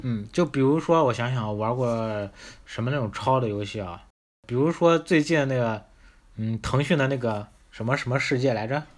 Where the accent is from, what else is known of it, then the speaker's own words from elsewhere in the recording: northern China, China; accent: northern; 咱们这北方口音